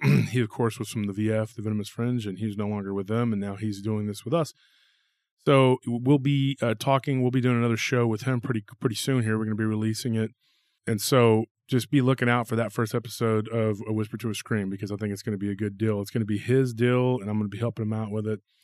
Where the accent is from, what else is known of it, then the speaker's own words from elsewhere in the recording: Taylor, Texas, United States; moved away as an adult; also born or lived in South Austin, Texas; my hometown